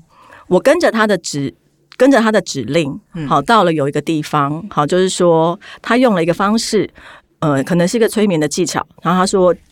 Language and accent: Chinese; Taipei, Taiwan; 我从那个台北来的。